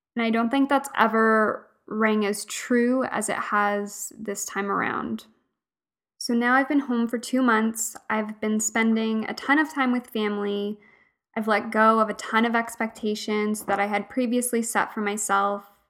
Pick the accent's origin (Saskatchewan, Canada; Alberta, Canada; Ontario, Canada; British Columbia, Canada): Alberta, Canada; moved away as an adult; also born or lived in Fredericton, New Brunswick; I grew up in Alberta, and I moved out east at eighteen years old to start university